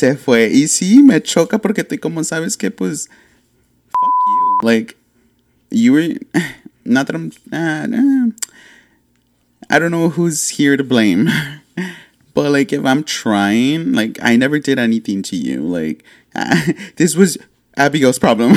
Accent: Laredo, Texas, United States; we're from Laredo

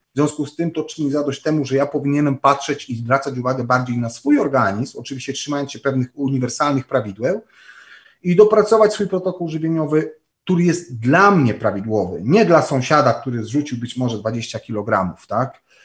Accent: Częstochowa, Silesian Voivodeship, Poland; pochodzę i urodziłem się w Częstochowie

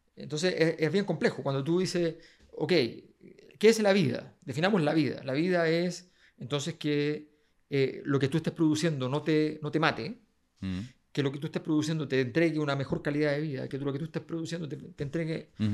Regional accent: Chile

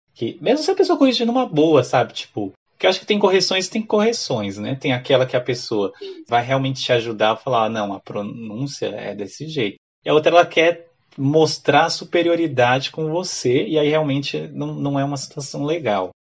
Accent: Brazil; now in Ireland; a gente brasileiro tem com a vergonha um pouco do, do nosso accent

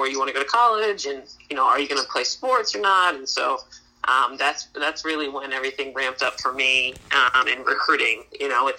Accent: East Coast, United States; I'm from the East Coast

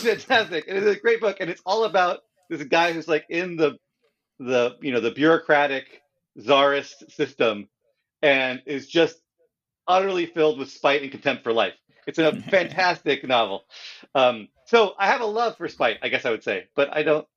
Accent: California, United States; moved away; I am from California

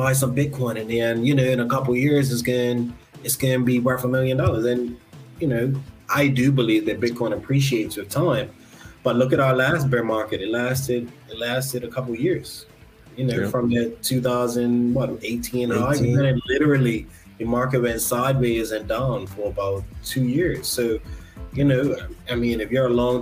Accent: Alabama, United States; now in Bermuda; growing up in Alabama

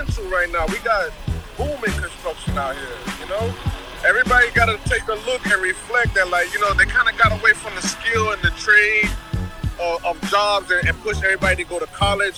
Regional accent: Miami, Florida, United States; now in Port Charlotte, United States; I'm originally from Miami, but right now I'm living on the West Coast over here where things are nice and quiet

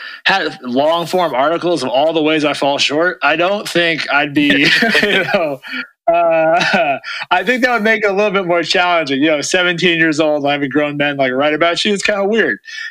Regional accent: Oakland, California, United States; also born or lived in Atherton, California; now in Los Angeles, United States; I grew up in Oakland

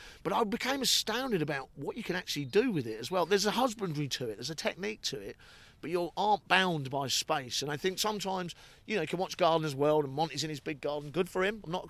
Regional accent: United Kingdom; You're so well respected as a British gardener, and we are front runners in this, in the world, and we don't sing enough about it, I don't think.

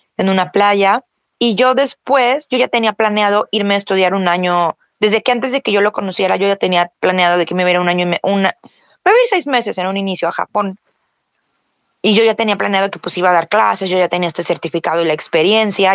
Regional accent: Mexico; soy mexicana

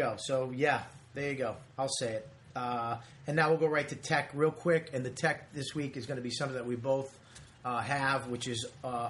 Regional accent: Boston, Massachusetts, United States; I grew up in Boston.

